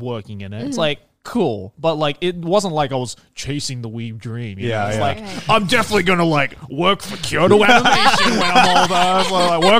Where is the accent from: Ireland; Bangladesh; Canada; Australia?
Australia; born or raised there; accent: Australian; now in Japan